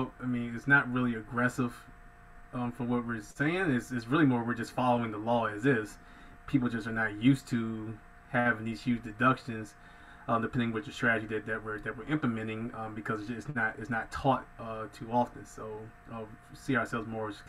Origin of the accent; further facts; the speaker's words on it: Hampton Roads, Norfolk, Virginia Beach area, Southeastern Virginia, United States; born and raised in Southeastern Virginia, for those familiar, Hampton Roads, Norfolk, Virginia Beach area